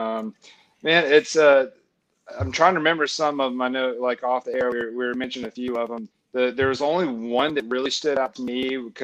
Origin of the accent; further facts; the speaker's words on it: Florence, Alabama, United States; moved away as an adult; also born or lived in California; now in Nashville, United States; I grew up in Florence, Alabama